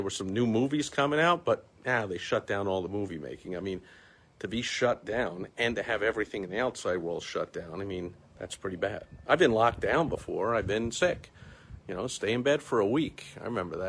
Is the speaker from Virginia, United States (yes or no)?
no; New York City, New York, United States; I'm from New York, from New York City